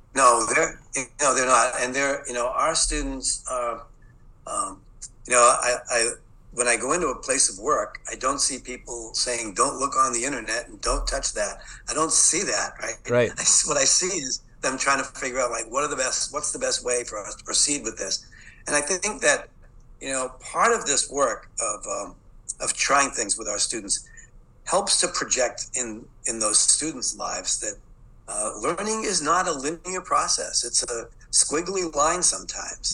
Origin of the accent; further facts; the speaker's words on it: Boston, Massachusetts, United States; accent: Boston; I'm from the city of Boston. I grew up in Boston, so you'll hear that Boston accent.